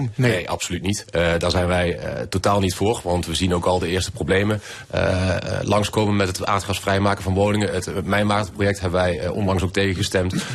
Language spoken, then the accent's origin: Dutch; Venlo, Limburg, Netherlands; in Venlo, de gemeente waar ik vandaan kom